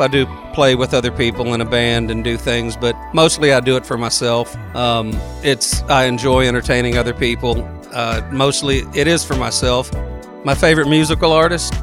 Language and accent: English; Texas, United States; I'm from Texas, so I'll call it chamomile.